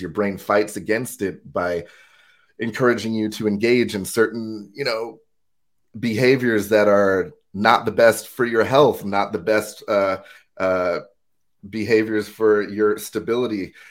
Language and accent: English; United States; moved away as an adult; now in Durham, United Kingdom; born and raised in the States